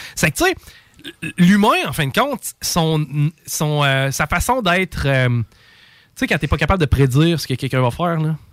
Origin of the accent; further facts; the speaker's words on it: Canada; en tant que Canadien